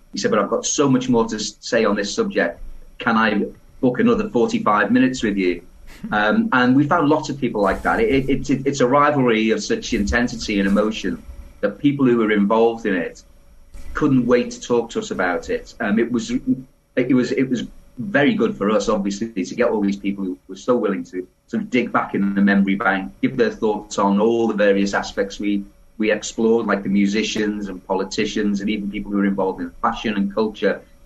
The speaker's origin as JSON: {"language": "English", "town": "Liverpool", "region": "North West England", "country": "United Kingdom", "tie": "born or raised there", "said": "I was born in Liverpool."}